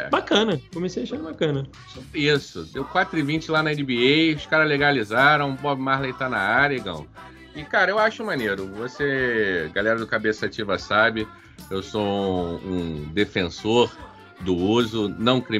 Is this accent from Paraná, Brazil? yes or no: no; Rio de Janeiro, Brazil; Sou carioca, amo o Rio de Janeiro